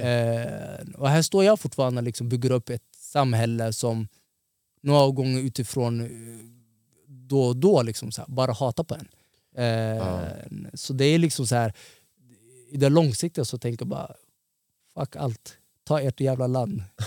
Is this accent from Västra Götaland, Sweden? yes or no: no; Stockholm, Stockholm County, Sweden; also born or lived in Somalia (ancestry); jag är från Tensta.